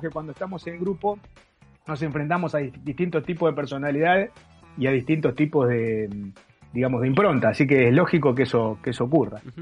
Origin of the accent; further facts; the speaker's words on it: Berazategui, Buenos Aires Province, Argentina; Yo soy de Verazante y en zona de Quilmes